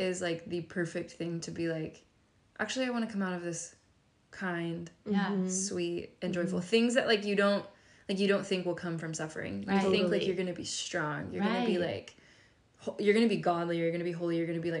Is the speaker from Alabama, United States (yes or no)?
no; Texas, United States; I'm so Texan